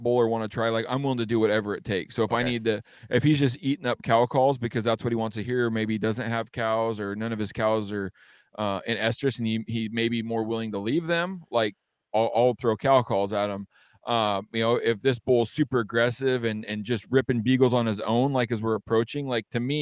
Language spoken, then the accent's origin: English; Western Washington, United States; growing up in Western Washington is a lot different aside from maybe like North Idaho, cause it's a jungle here